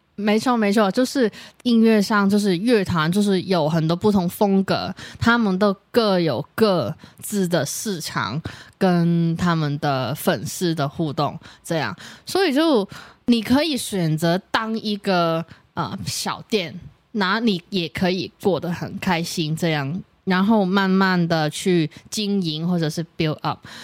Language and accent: Chinese; Hong Kong; moved away as an adult; now in Taiwan; 我是，呃，来自香港的一个女生